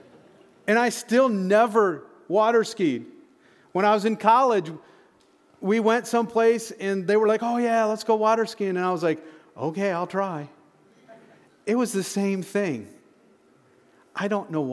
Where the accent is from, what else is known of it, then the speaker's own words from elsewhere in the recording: Michigan, United States; moved away; I grew up in Michigan.